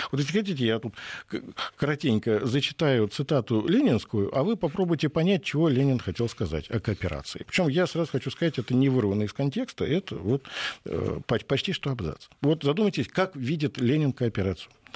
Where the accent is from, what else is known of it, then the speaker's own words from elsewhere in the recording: Moscow, Russia; Я вот как уроженец Пресни